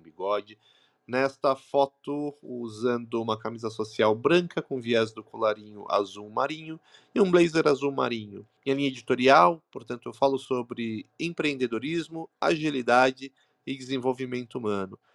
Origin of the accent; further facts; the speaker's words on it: Brazil; sou brasileiro